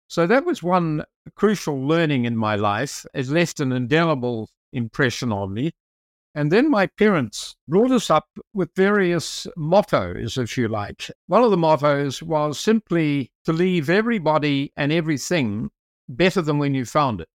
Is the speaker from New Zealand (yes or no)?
yes; South Island, New Zealand; I'm from New Zealand, as you mentioned, and I'm from the South Island, so I'm close to the Antarctic.